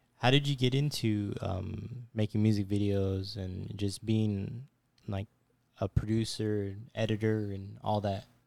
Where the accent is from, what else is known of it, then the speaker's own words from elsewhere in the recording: Fresno, California, United States; moved away; I'm not a local myself. I'm from Fresno.